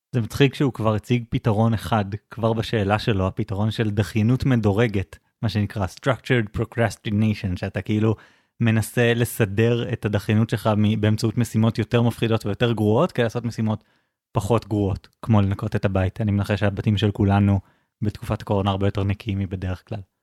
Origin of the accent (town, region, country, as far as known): Israel